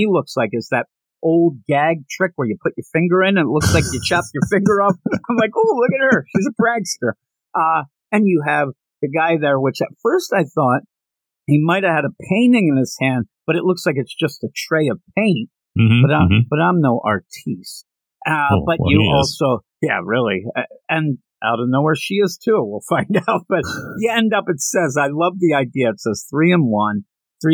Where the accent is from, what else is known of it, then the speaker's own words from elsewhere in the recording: Pennsylvania, United States; We're both from Pennsylvania.